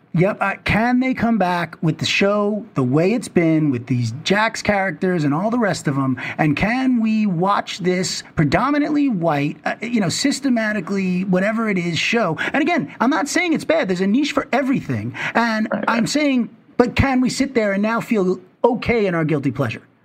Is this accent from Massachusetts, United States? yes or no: no; New York City, New York, United States; I grew up in Manhattan